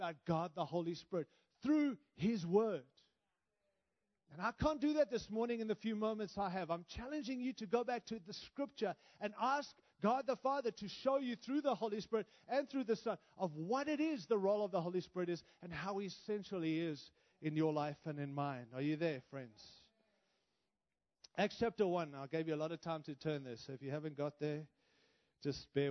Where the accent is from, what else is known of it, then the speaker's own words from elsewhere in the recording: Australia; also born or lived in Africa; now in United States; My accent is because I was born in Africa, raised in Australia, and now live in the great nation of the United States